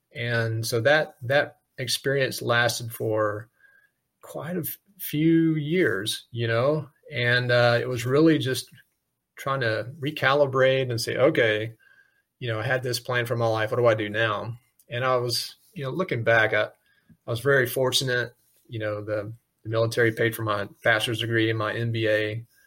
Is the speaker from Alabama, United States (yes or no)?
yes; South Alabama, United States; moved away; growing up in South Alabama